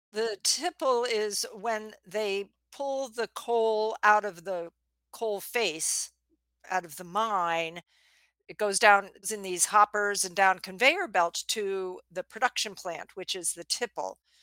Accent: outside of New York, United States; I grew up outside of New York where if you stall at the green light, it's going to ram your bumper

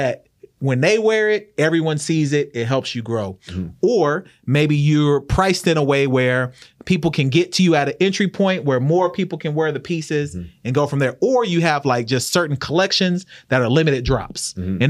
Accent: Oklahoma City, Oklahoma, United States; moved away; also born or lived in Norman; I'm from Oklahoma.

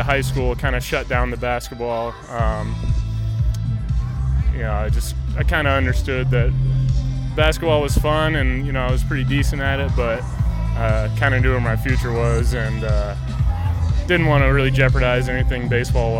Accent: Parkview, Georgia, United States; sports were definitely big in my hometown

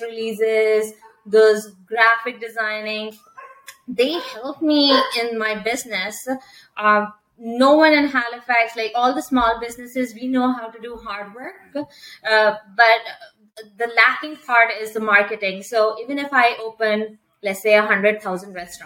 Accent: India; English is a second language; moved away as an adult; also born or lived in London, Ontario, Canada; now in Canada; I come from India again, so my English was very different from what Canadians speak over here

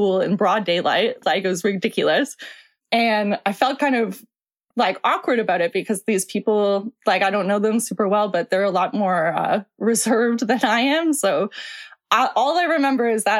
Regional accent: Toronto, Ontario, Canada; also born or lived in Peterborough; I live in Toronto. I'm from Toronto

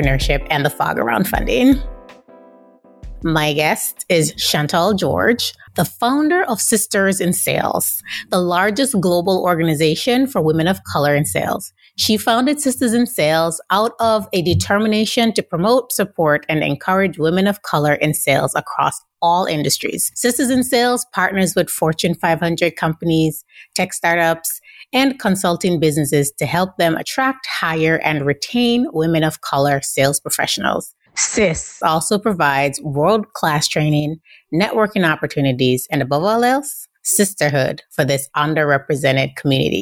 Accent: Jamaica; I'm Jamaican myself.

